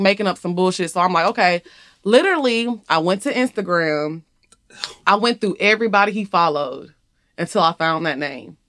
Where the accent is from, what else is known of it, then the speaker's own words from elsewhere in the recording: Orange, Texas, United States; moved away as an adult; also born or lived in Houston, Texas; now in Atlanta, United States; I grew up in Orange, Texas